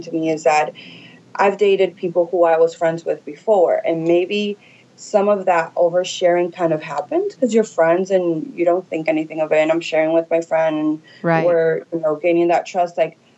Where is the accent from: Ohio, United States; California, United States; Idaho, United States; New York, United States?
New York, United States; New York City; now in Miami, United States; I come from originally from New York. But I've been in Miami for a really good chunk of my life.